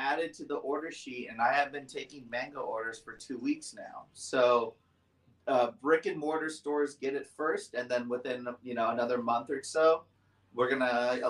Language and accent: English; San Diego, California, United States; my hometown of San Diego.